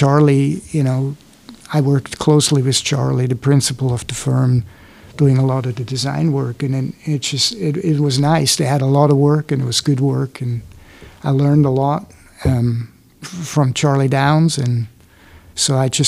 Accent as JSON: {"language": "English", "country": "Switzerland", "second_language": "English", "moved": "as an adult", "lives_now": "United States", "said": "first of all, I came from Switzerland, so I was used to metric, you know, working everything in metric."}